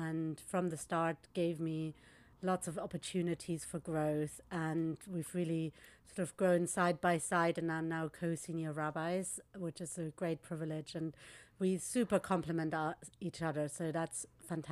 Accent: Munich, Bavaria, Germany; moved away as an adult; now in London, United Kingdom; I wasn't born in Munich, but I grew up in Munich

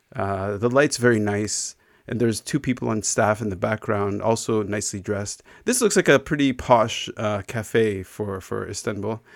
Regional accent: Canada; growing up in Canada to, I mean, my, my parents, uh, emigrated from Israel

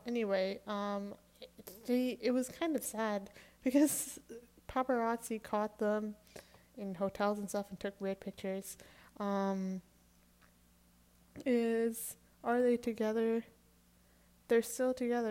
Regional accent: Canada; I'm Canadian

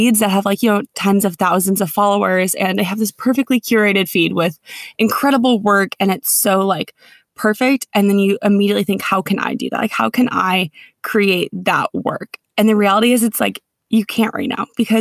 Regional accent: Minnesota, United States; moved away as an adult; also born or lived in Connecticut; now in California, United States; grew up in Minnesota

